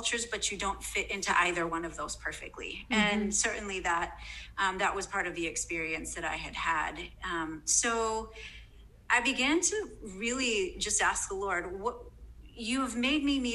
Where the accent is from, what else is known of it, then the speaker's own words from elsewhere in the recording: United States; as an American in a non-American context